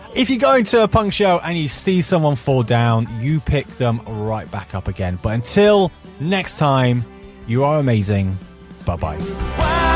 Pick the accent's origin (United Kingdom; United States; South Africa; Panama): United Kingdom; being British